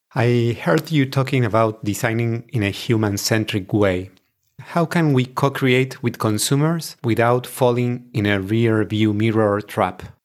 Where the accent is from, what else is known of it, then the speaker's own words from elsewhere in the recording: Argentina; I am from Argentina.